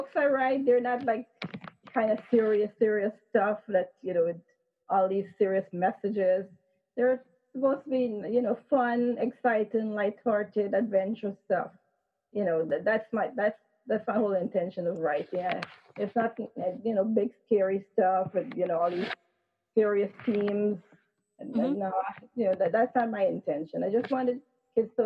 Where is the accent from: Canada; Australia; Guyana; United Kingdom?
Guyana; now in United States; that's where I'm from